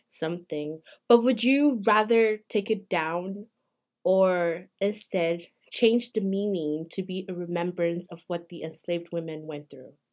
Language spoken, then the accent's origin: English; Nigeria; moved away as an adult; I'm not African American. I am Nigerian. I came here as a student